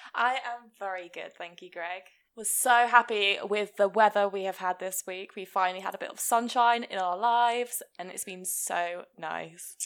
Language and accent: English; Hereford, West Midlands, United Kingdom; I'm from Hereford